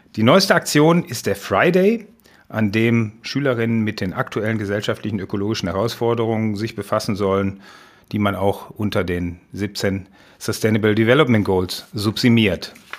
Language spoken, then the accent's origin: German; Essen, North Rhine-Westphalia, Germany; Das war die Gesamtschule in Essen-Holsterhausen wo ich herkomme